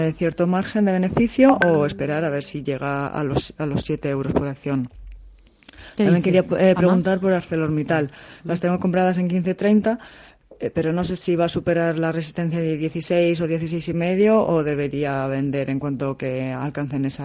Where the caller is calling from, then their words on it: Madrid, Community of Madrid, Spain; de Madrid.